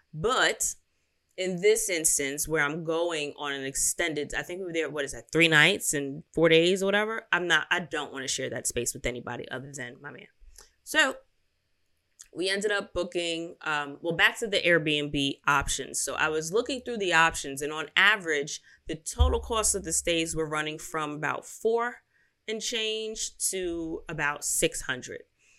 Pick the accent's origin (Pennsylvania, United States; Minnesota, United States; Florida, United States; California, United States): Pennsylvania, United States; Philadelphia; So I don't know if it's City Center or Center City, because I'm from Philly.